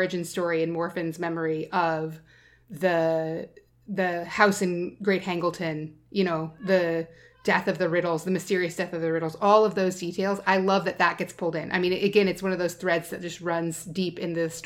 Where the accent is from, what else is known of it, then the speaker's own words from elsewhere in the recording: Alaska, United States; when I was a kid, I grew up in Alaska